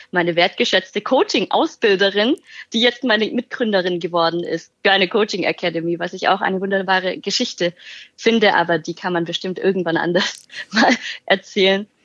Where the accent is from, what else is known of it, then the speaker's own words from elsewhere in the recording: Germany; born there; 31 Jahre alt, gebürtige Deutsche